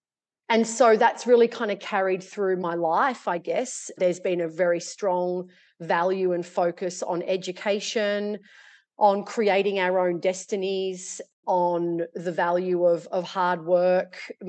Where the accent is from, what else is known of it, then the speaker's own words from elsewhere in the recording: Australia; born there; In short, I was born in Australia.